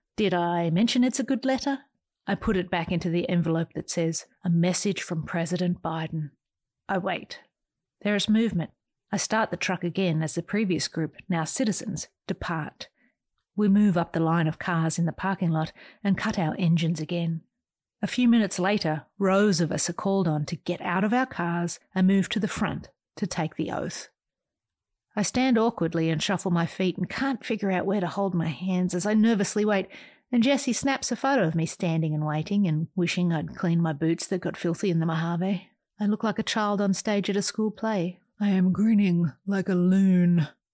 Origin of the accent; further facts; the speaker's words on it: Australia; moved away as an adult; also born or lived in San Jose, United States; now in United States; an Australian who's been living in America for twenty years